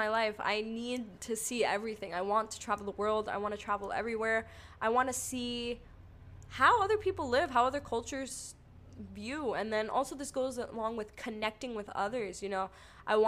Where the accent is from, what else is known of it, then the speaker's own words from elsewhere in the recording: New York, United States; I'm from New York